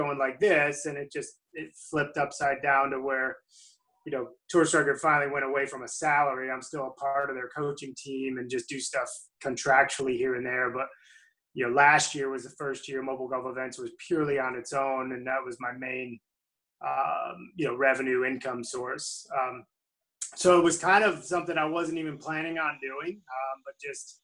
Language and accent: English; Glens Falls, New York, United States; now in Atlanta, United States; My hometown is upstate New York, at a small town lake north of Albany, New York, called Queensbury Glens Falls